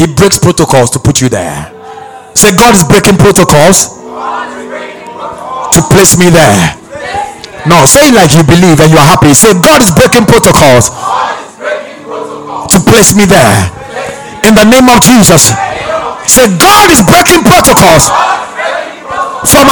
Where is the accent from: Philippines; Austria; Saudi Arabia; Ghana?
Ghana; I'm from Ghana.